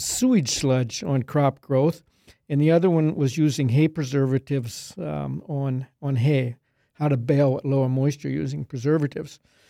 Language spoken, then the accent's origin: English; Middletown, Pennsylvania, United States; I grew up in Pennsylvania near Middletown, which is between Harrisburg and Hershey, small farm there.